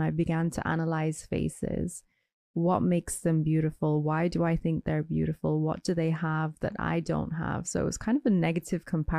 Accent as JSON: {"language": "English", "country": "Ireland", "tie": "born or raised there", "said": "So I grew up in Ireland, where I was one of the very few brown or colored people."}